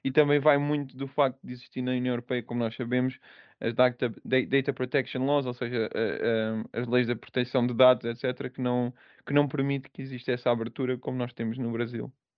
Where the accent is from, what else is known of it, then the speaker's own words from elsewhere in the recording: Portugal; moved away as an adult; also born or lived in United Kingdom / Angola / Scotland; now in Poland; nós, tanto portugueses como brasileiros